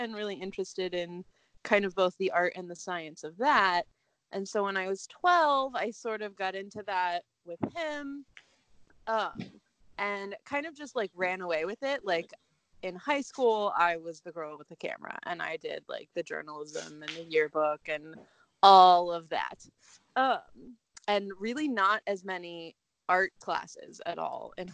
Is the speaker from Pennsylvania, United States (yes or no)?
no; Indiana, United States; now in Indianapolis, United States; I am from Indiana, a much smaller town. So I've been here pretty much my whole life.